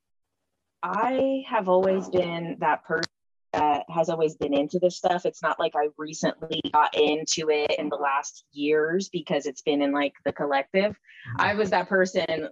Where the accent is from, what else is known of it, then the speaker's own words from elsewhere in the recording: Jersey City, New Jersey, United States; I grew up in Jersey City